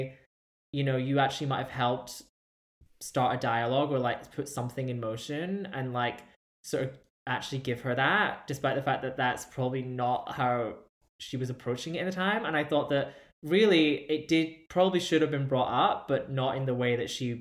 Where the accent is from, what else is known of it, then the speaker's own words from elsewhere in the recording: United Kingdom; as a British person